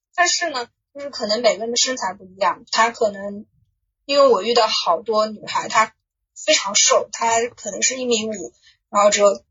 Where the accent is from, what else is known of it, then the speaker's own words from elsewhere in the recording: Suzhou, Jiangsu, China; 我其实不是，我是苏州人